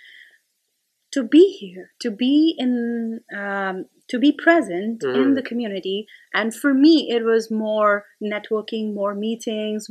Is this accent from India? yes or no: yes; India; moved away; I'm still an Indian parent.